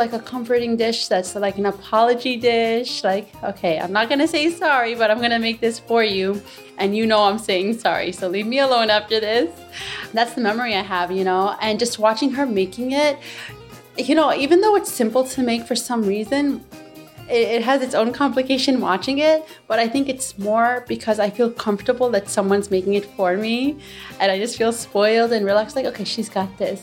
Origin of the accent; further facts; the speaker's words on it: New York City, New York, United States; I am from Jackson Heights, but originally Egyptian.